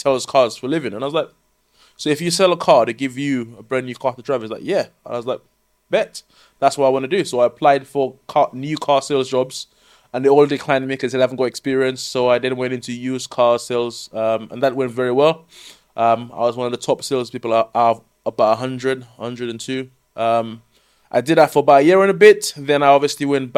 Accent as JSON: {"language": "English", "country": "St. Lucia", "tie": "born or raised there", "moved": "as an adult", "lives_now": "United Kingdom", "said": "Born and bred in St. Lucia in the Caribbean"}